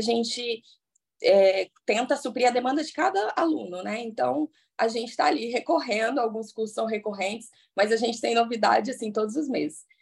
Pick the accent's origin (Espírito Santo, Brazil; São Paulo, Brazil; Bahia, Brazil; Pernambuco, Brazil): Espírito Santo, Brazil; also born or lived in Paraná; now in Vitória, Brazil; eu comecei a fazer curso aqui em Vitória, que eu sou do Espírito Santo